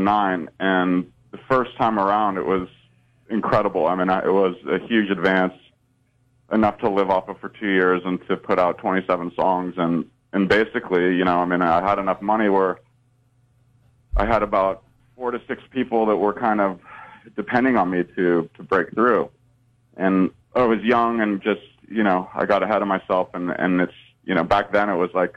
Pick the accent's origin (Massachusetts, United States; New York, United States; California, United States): California, United States; Northern; I grew up in Northern California